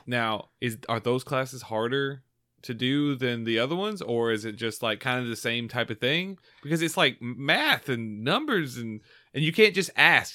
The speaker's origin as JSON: {"language": "English", "region": "Georgia", "country": "United States", "tie": "born or raised there", "said": "born and raised in Georgia"}